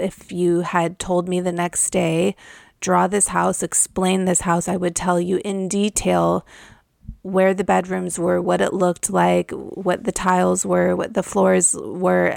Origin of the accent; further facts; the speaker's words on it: Malibu, California, United States; I grew up in Malibu, California